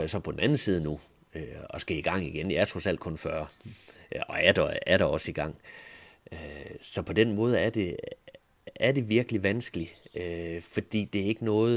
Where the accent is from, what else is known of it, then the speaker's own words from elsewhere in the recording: Thisted, North Denmark Region, Denmark; Tisted FC, hvor jeg er fra